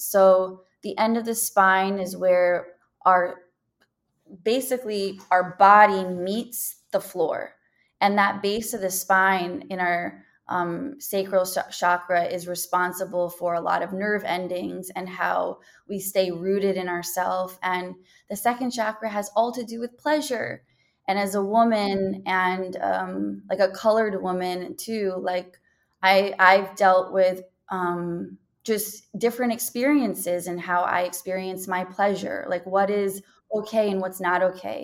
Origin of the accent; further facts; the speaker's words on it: New York City, New York, United States; I was born in Greenwich Hospital, New York City. I was raised in the Bronx.